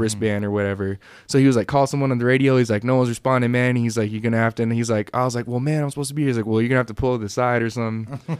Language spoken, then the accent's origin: English; East Bay, California, United States; moved away as an adult; also born or lived in San Jose, California; now in Reno, United States; I grew up out in the East Bay.